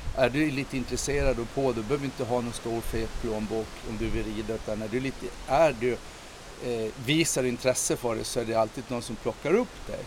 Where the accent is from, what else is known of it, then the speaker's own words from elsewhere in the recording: Visby, Gotland, Sweden; när jag växte upp här i, i eh, Visby och gick i skolan